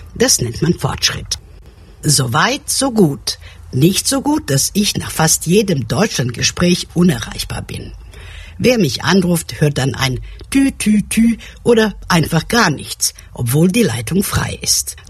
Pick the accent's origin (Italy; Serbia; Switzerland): Serbia; Belgrade; moved away; also born or lived in Germany; Aufgewachsen bin ich in Belgrad ohne Telefonanschluss